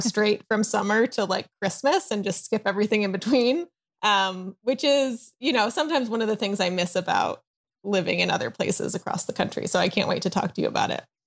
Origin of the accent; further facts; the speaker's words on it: Chicago, Illinois, United States; also born or lived in East Coast, United States; now in Southern California, United States; I live in Southern California, although I'm originally from the Chicago area and lived, um, on the East Coast for a while